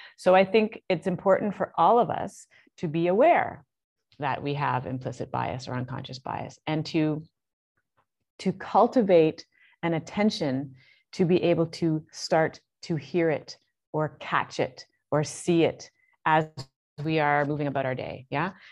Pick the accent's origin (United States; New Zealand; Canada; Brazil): Canada; also born or lived in Toronto; I'm Canadian